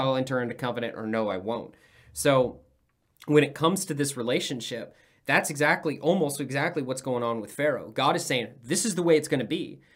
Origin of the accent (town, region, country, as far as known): United States